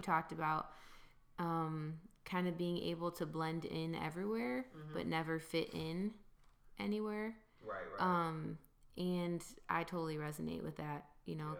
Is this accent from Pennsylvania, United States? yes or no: no; Grand Rapids, Michigan, United States; I'm from Grand Rapids, Michigan